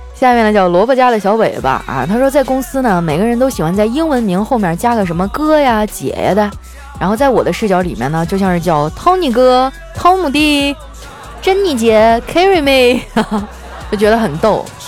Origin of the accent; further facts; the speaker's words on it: Northeast China, China; 身为一个东北人